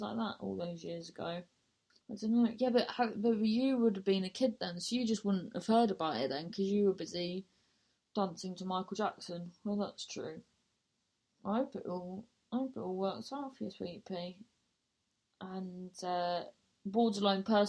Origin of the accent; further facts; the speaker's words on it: Truro, South West England, United Kingdom; moved away; I'm in Truro, my hometown